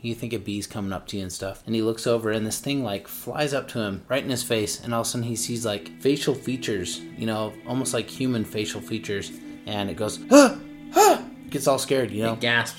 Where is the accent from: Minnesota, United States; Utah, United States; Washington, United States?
Utah, United States; we're from Utah